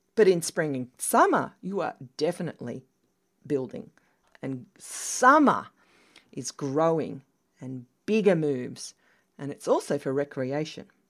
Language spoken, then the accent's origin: English; Australia; moved away; as an Australian